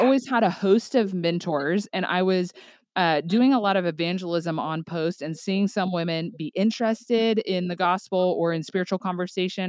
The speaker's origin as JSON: {"language": "English", "town": "Tulsa", "region": "Oklahoma", "country": "United States", "tie": "born or raised there", "moved": "as an adult", "lives_now": "Northwest Arkansas, United States", "said": "I am originally from the Tulsa, Oklahoma area"}